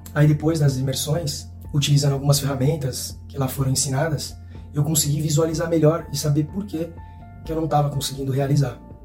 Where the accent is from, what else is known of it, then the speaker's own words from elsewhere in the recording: Santos, São Paulo, Brazil; eu sou de Santos, São Paulo